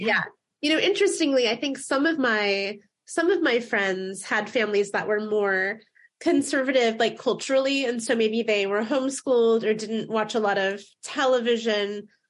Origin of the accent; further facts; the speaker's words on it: Fort Wayne, Indiana, United States; now in Seattle, United States; I grew up in Fort Wayne in the northeast part of the state. Then when we moved to Seattle